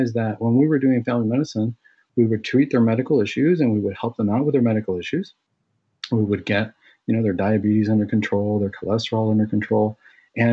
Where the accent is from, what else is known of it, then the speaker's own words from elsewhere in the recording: Santa Ana, California, United States; I was born and raised here in Southern California. I grew up in the city of Santa Ana